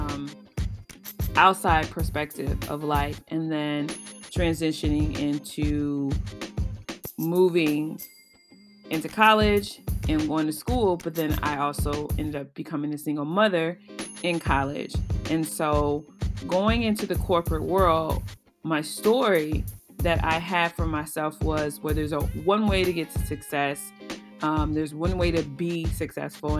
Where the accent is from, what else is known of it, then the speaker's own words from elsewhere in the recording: Chicago, Illinois, United States; also born or lived in Champaign-Urbana, Illinois; I come from the South Side of Chicago. I was born here, raised predominantly here